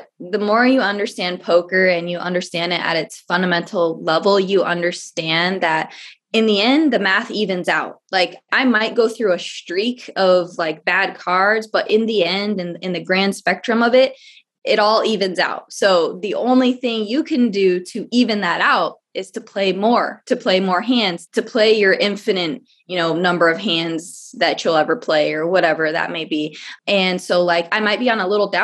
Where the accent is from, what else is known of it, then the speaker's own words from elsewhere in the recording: Phoenix, Arizona, United States; I was born and raised here in Phoenix, Arizona